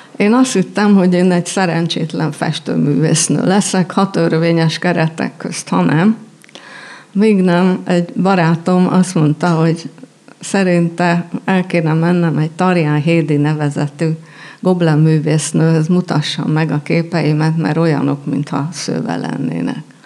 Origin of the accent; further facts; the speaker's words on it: Budapest, Hungary; végig jártuk Budapest majd minden kerületét, és az általános iskolát négy, négy iskolába jártam